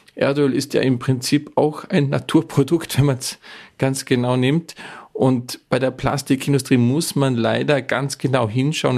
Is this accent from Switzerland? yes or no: no; Bregenz Forest, Vorarlberg, Austria; moved away; der Bregenzer Wald, wo ich herkomme, ist wahrscheinlich das Holzbauzentrum der Welt schlechthin